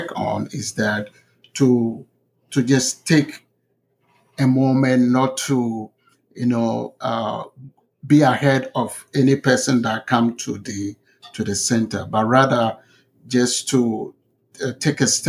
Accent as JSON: {"language": "English", "town": "Winneba", "region": "Central Region", "country": "Ghana", "tie": "born or raised there", "moved": "as an adult", "said": "back in my hometown, I come from a small town in Ghana called Winneba."}